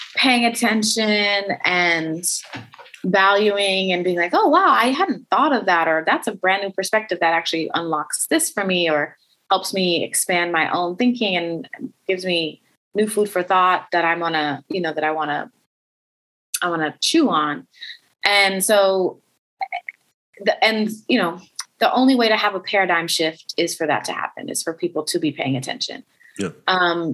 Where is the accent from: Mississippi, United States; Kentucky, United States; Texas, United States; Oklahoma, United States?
Oklahoma, United States; Oklahoma City; moved away; I grew up in Oklahoma City